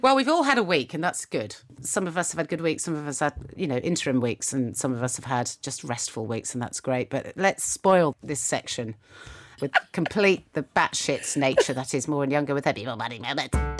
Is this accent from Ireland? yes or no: no; United Kingdom; I'm so British